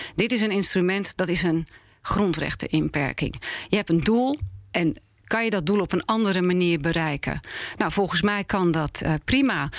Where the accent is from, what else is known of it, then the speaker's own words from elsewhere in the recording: Netherlands; ik ben een Nederlander. Ja. Ik ben hier geboren en eh, opgegroeid.